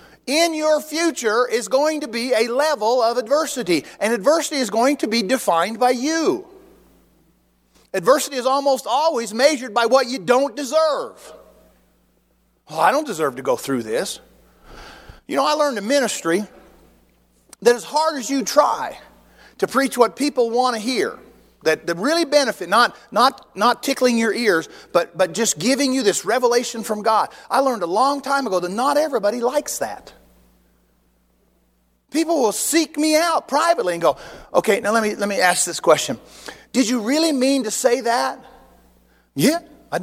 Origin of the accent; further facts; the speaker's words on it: United States; I'm an American